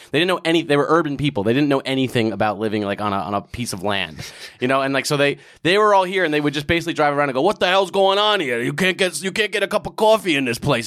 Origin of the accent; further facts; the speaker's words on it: Old Bridge, New Jersey, United States; moved away as an adult; also born or lived in California / Queens (parents); now in New York, United States; I grew up in a town called Old Bridge, New Jersey, which is, like, right in the middle of the state